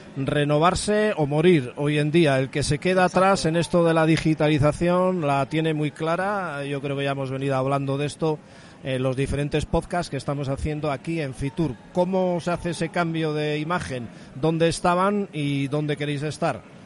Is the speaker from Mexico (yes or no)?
no; San Sebastián, Basque Country, Spain; Yo que vengo encima del norte de San Sebastián